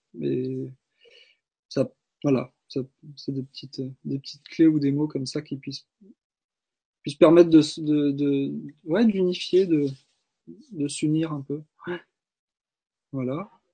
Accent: Brittany, France; je suis né en Bretagne

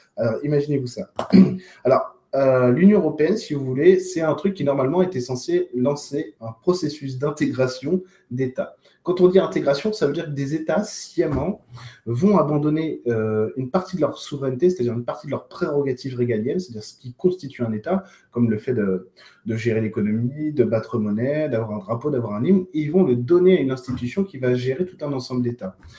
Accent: France; chez nous en France

